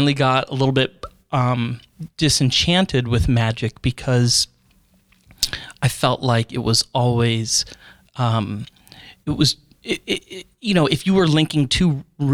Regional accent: Florida, United States; I grew up in Florida

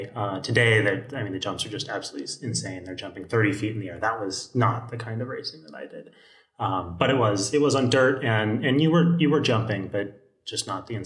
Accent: El Segundo, California, United States; El Segundo, California.

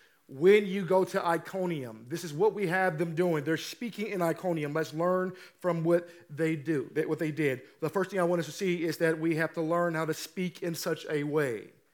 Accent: Midwest, United States; Y'all know I'm from the Midwest. It's not the South California. Don't call Missouri the South. It's the Midwest.

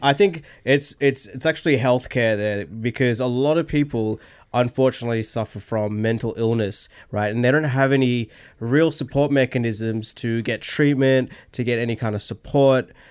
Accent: Australia; also born or lived in London, United Kingdom / Sydney, Australia; I grew up here in Australia

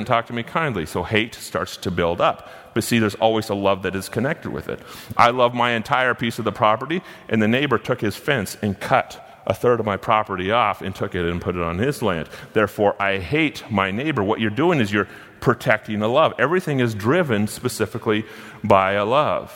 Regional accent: Gold Beach, Oregon, United States; I was born and raised in Gold Beach, Oregon

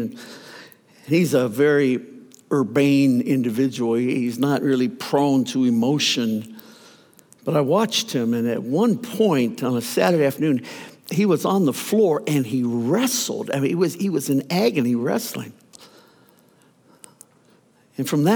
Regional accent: Youngstown, Ohio, United States; moved away; We left the traveling ministry to plant a church in my hometown, Youngstown, Ohio, actually a suburb, Boardman, Ohio

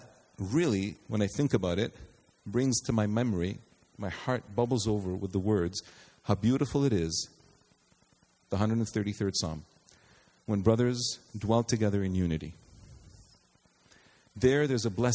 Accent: Canada; We, Canadians, we are Canadian

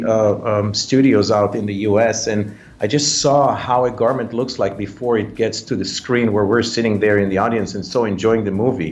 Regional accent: Israel; moved away as an adult; also born or lived in Thailand; now in United States; I was born in Israel, but at the age of 20 or so, I left the country and I moved to live in Thailand

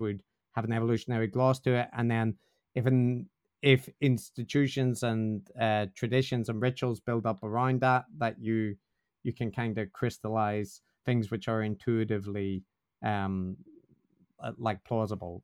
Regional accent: Northern Ireland, United Kingdom; I'm from Northern Ireland, which is probably self-evident from the way I talk

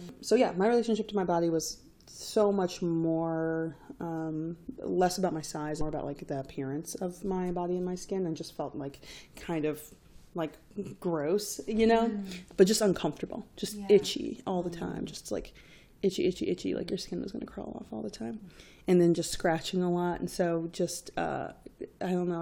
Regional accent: Greensboro, North Carolina, United States; Where I grew up in Greensboro, North Carolina, at the time, we had very little other racial diversity besides black and white.

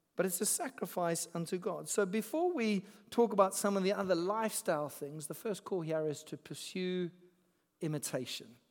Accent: Zimbabwe; moved away; I grew up in Zimbabwe

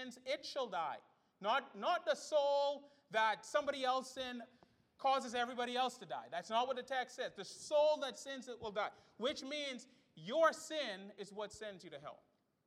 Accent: Bahamas; I grew up in the Bahamas

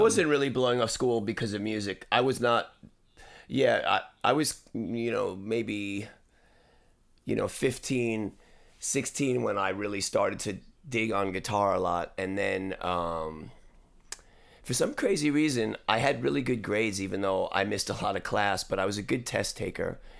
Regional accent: New York, United States; now in Los Angeles, United States; I grew up in New York in the seventies

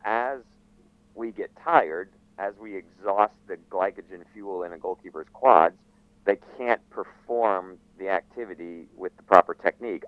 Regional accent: Florida, United States; moved away as an adult; also born or lived in England; growing up in Florida, ending up at Radford University

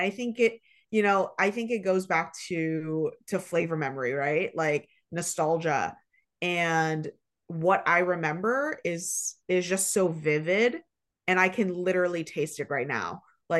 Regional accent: Dearborn, Michigan, United States; I mean, I just tell people I'm like born and raised in Dearborn, Michigan, because I've spent so much time there.

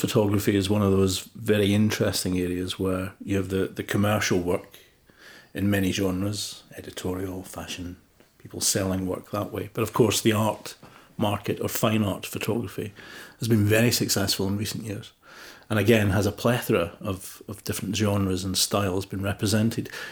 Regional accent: Motherwell, Scotland, United Kingdom; my hometown in Motherwell in Scotland

